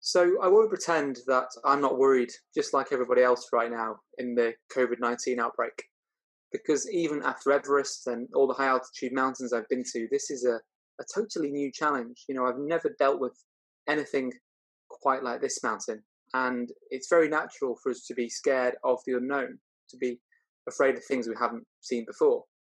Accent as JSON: {"language": "English", "town": "Chester", "region": "North West England", "country": "United Kingdom", "tie": "born or raised there", "said": "I was brought up in Chester, and my parents gave me a great start in life."}